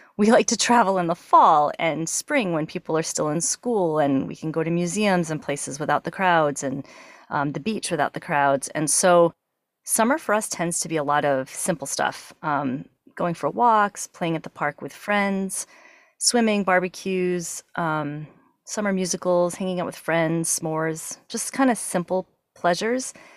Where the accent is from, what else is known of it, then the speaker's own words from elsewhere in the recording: Massachusetts, United States; moved away; I grew up in New England. I'm from Massachusetts